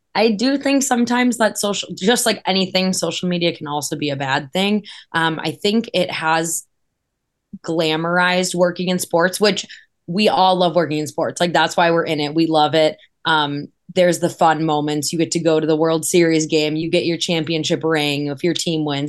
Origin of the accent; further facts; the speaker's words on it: Wisconsin, United States; moved away; I'm originally from Wisconsin, um, and grew up a big Badger, Packer, Cubs, everything fan